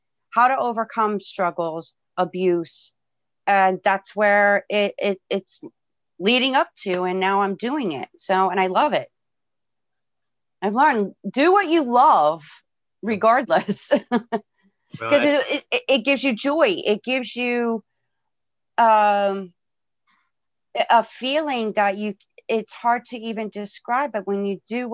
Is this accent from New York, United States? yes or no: no; Florida, United States; I was born and raised in Florida